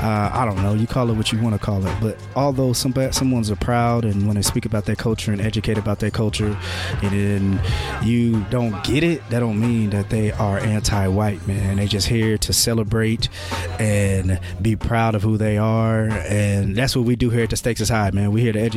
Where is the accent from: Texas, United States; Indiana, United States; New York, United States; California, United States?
Indiana, United States; Marion; You know where I'm from. I'm coming from Marion.